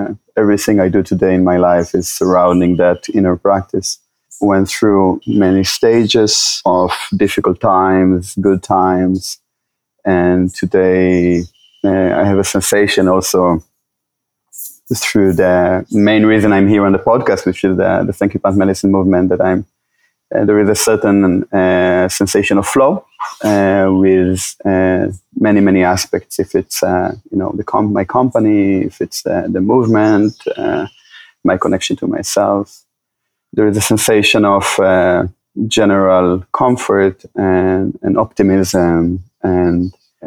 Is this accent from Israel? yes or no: yes; Israel; moved away as an adult; now in Costa Rica; I was born in Israel.